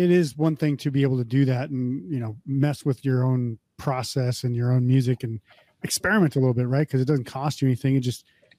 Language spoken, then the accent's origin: English; North Dakota, United States; I grew up in North Dakota, which essentially South Canada for most purposes.